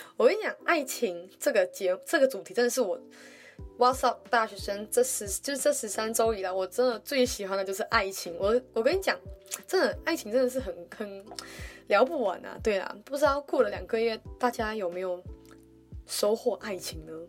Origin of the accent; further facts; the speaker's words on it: Malaysia; moved away as an adult; now in Taiwan; 像我一样来自马来西亚